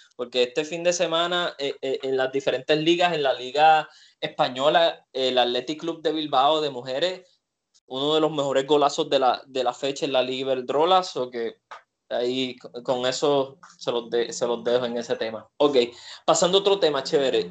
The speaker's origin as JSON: {"language": "Spanish", "country": "Puerto Rico", "said": "aquí con nuestro deporte en Puerto Rico"}